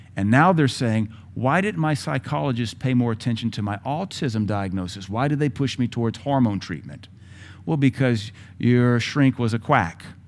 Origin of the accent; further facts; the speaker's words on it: Seattle, Washington, United States; moved away; also born or lived in Indiana; I grew up in Seattle in the height of the gangbanging